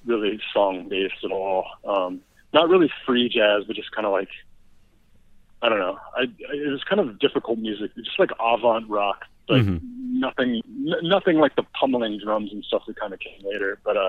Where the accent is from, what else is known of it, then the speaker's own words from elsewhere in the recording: Louisville, Kentucky, United States; moved away as an adult; also born or lived in Chicago; And then I moved back home to Louisville and I kind of felt like a stranger in my hometown again.